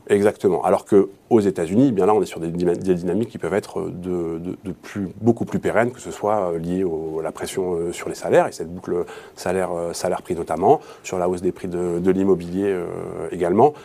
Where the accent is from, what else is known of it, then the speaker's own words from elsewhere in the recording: France; chez nous, en France